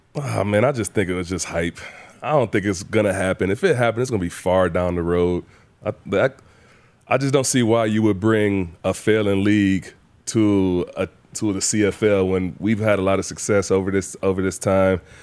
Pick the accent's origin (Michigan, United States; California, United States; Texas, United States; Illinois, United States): Michigan, United States; Saginaw Valley; moved away; so my hometown